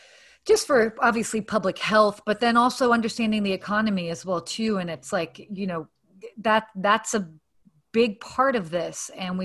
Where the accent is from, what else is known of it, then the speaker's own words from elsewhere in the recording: Atlanta, Georgia, United States; also born or lived in Saudi Arabia / London, England; although I was born in the States, I actually lived in Saudi Arabia until I was 6. And then I lived in London, England for a year when I was like 7, 8. And then I actually lived in Atlanta from 8 to 18.